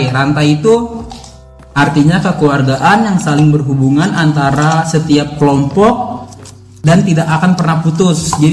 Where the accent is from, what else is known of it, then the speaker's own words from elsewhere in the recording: Jakarta, Indonesia; Uh, dari ibu kota nih kebetulan.